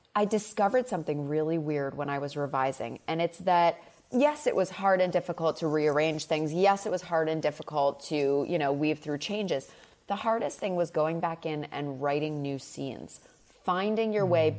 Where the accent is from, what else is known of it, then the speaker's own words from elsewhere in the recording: Massachusetts, United States; It's a much more southern upbringing even though I grew up in Massachusetts.